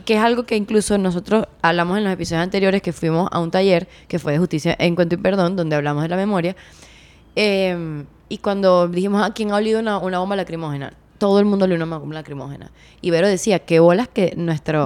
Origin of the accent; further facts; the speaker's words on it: Venezuela; en mi país